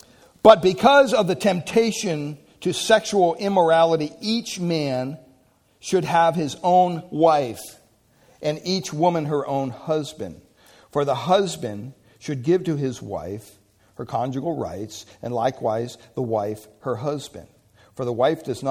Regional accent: Pennsylvania, United States; moved away; I'm from Pennsylvania, so we say washed

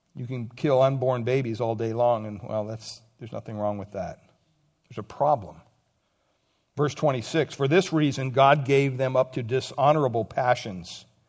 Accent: Montoursville, Pennsylvania, United States; growing up in Pennsylvania, Montorsville, Pennsylvania, when I went to school, from kindergarten up to twelfth grade

